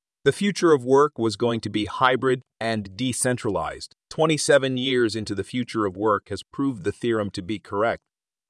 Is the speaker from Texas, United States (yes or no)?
yes; Texas, United States; we hail from the Texas backcountry.